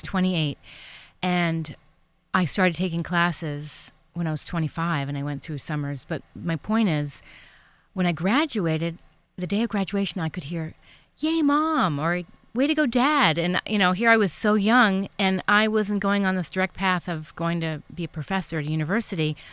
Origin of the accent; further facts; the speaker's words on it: East Coast, United States; now in California, United States; I'm from the East Coast, but living here in California